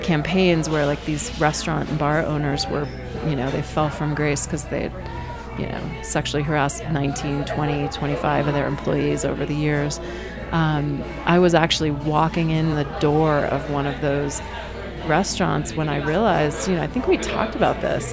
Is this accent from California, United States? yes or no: no; Maine, United States; also born or lived in Massachusetts; I'm from Maine